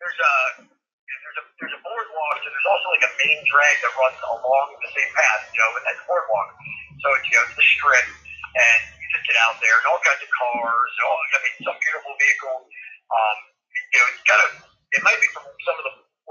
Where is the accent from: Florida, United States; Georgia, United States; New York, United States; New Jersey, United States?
New Jersey, United States; Toms River; I grew up right by Long Beach Island, Tom's River, New Jersey